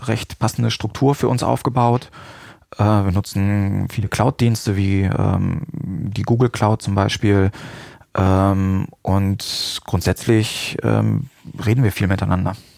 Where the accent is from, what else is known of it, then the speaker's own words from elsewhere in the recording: Salzgitter, Lower Saxony, Germany; moved away as an adult; also born or lived in Hanover area, Germany / Münster, Germany; Ich stamme aus Salzgitter